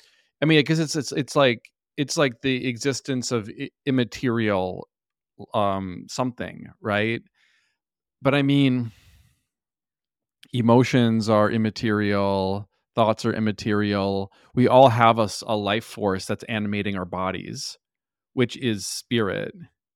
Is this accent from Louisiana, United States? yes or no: no; Minnesota, United States; I was raised, I grew up in Minnesota where, like, you know, everyone's Christian, you know, so that was kind of my foundation.